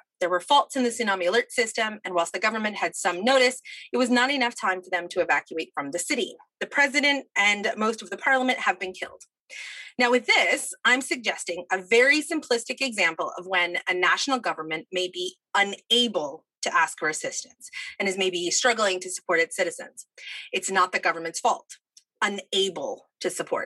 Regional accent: New Jersey, United States; moved away as an adult; also born or lived in Boston; I grew up in New Jersey, moved to Boston to do my undergrad

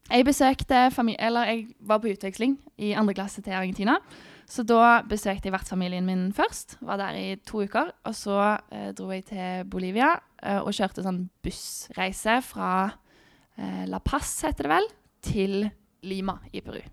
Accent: Stavanger, Rogaland, Norway; moved away as an adult; also born or lived in Sola / Gran Canaria; jeg er fra Stavanger

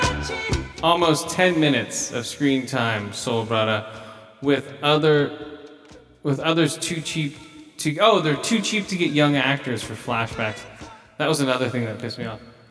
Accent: Thailand; moved away; No, I was born in Thailand.

